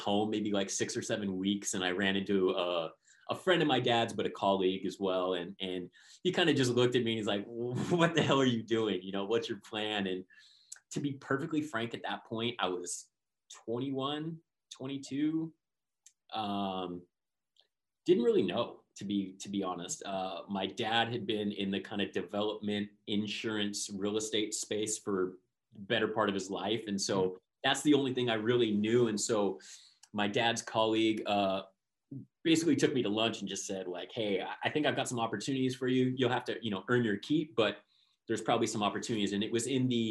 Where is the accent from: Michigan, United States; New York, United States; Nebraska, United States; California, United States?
California, United States; Southern; born and raised in Southern California